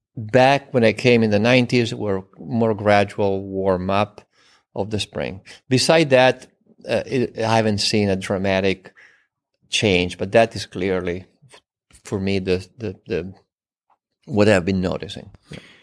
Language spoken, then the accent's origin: English; Turin, Piedmont, Italy; English is a second language; moved away; I was born in Torino, in the northwest of Italy, just an hour west of the French border. in a family of winemakers